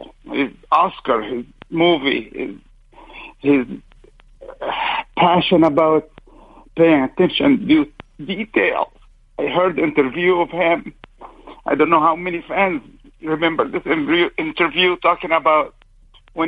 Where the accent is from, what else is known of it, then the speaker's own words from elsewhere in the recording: Alexandria, Alexandria Governorate, Egypt; now in Orange, United States; I was born and raised in Alexandria, Egypt